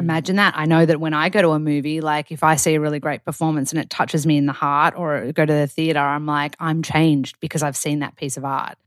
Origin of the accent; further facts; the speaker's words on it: Australia; moved away as an adult; now in United States; being an Australian